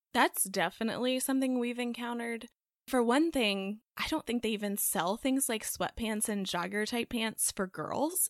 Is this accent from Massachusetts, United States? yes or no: no; Texas, United States; now in North Carolina, United States; the cookies I grew up eating in Texas